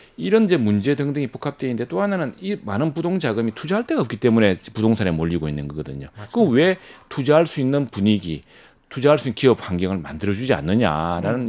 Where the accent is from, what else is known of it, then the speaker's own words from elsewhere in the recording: Masan, South Gyeongsang, South Korea; 제 고향인 마산 하포에는